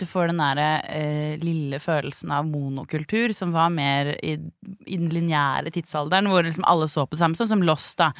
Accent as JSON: {"language": "Norwegian", "town": "Tønsberg", "region": "Vestfold", "country": "Norway", "said": "Jeg er fra Tønsberg, født i 95."}